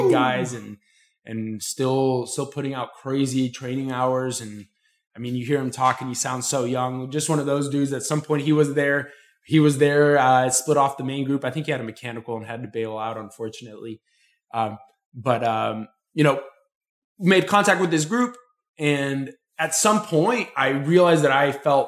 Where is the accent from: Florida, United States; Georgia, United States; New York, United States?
Florida, United States; I'm from Florida